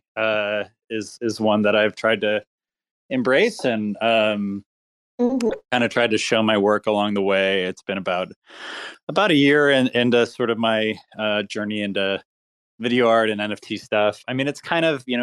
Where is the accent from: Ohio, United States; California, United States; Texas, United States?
Texas, United States; Austin; I grew up in Austin, Texas, and I played in bands when I was growing up